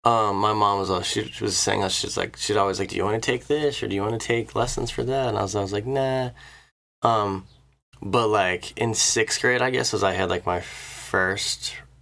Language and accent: English; Annapolis, Maryland, United States; moved away; I grew up in Annapolis. I grew up in Rolling Hills, the neighborhood my parents still live in.